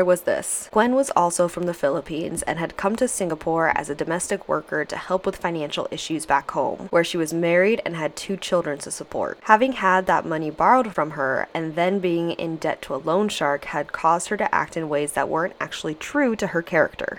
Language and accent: English; United States; I'm American